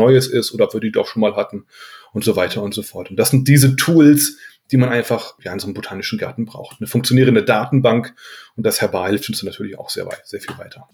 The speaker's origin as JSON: {"language": "German", "town": "Aurich", "region": "Lower Saxony", "country": "Germany", "tie": "born or raised there", "moved": "yes", "lives_now": "Darmstadt, Germany", "said": "ich bin in Aurich geboren, ja, in Ostfriesland, mhm. LA, Landkreis Aurich, ja, mhm. und das ist da sehr ländlich gewesen, äh, wo wir gewohnt haben"}